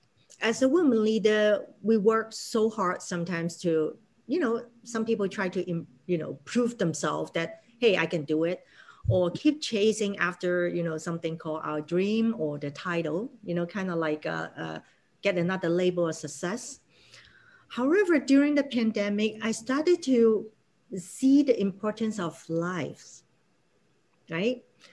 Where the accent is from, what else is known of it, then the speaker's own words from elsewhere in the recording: Hong Kong; English is a second language; now in United States; when I first came to America, I'm from Hong Kong, right? So a certain level of English capability that we all build in.